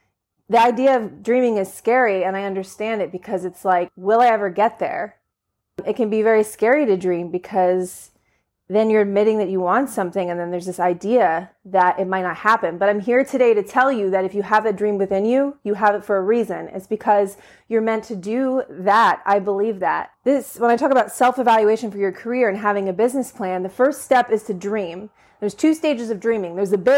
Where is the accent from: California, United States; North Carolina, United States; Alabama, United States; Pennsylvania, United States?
Pennsylvania, United States; Pittsburgh; but I'm from the Pittsburgh area.